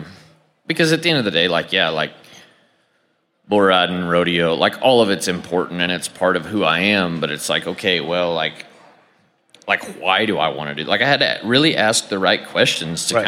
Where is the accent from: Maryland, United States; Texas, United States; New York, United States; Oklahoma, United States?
Oklahoma, United States; I come back to my hometown from a tiny town in Oklahoma